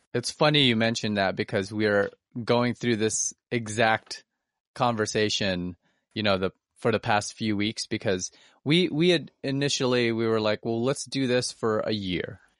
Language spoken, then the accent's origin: English; Philippines; now in United States; I'm Filipino